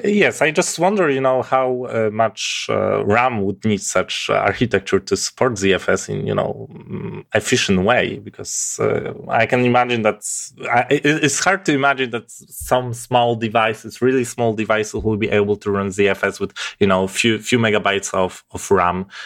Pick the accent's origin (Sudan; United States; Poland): Poland; English is a second language; I'm from Poland, so my accent may be quite, uh, different than you used to.